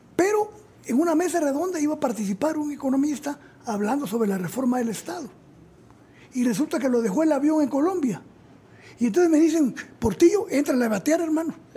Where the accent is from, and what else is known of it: Zacapa, Guatemala; moved away as an adult; also born or lived in Mexico